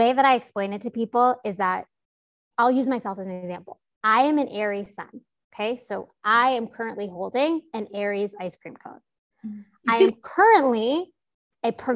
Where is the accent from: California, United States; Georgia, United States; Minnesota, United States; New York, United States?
New York, United States; New York City; I grew up in New York City